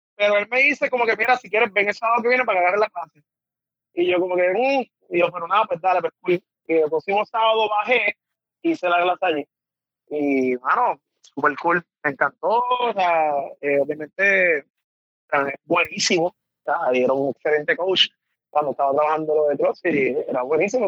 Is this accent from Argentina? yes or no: no; Mayagüez, Puerto Rico; also born or lived in San Juan, Puerto Rico; vengo de Mayagüez